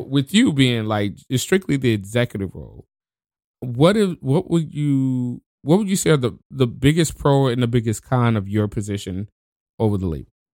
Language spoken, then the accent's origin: English; New Orleans, Louisiana, United States; now in Washington, United States; I'm from New Orleans